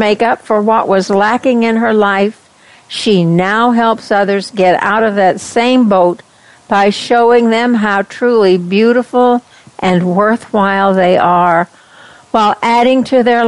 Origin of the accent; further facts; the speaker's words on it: West Texas, United States; accent: twang; moved away; I came from West Texas, and when I heard myself, I thought, oh my gosh, I've got the twang